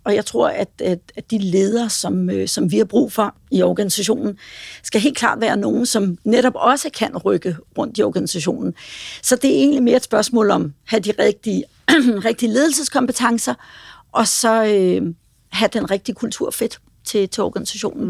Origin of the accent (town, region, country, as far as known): Denmark